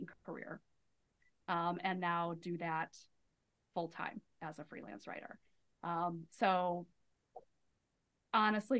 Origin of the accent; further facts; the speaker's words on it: Midwest, United States; I'm from the Midwest